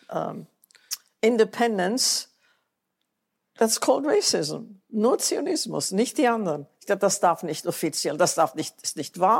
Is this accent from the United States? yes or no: yes; United States; Ich bin Amerikanerin, nichts kann mir passieren.